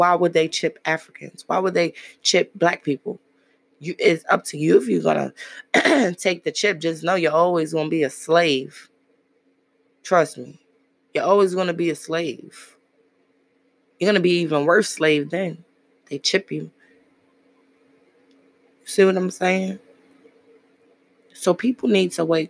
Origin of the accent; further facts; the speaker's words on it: New York City, New York, United States; As I grew up in Brooklyn